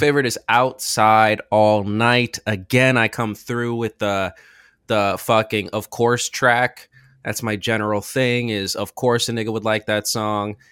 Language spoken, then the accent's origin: English; Richmond, Virginia, United States; I'm from Richmond, Virginia